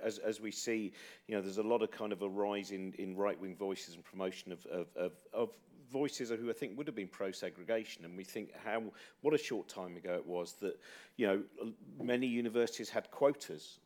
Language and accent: English; Chiltern Hills, South East England, United Kingdom; where I was brought up is in the Chiltern Hills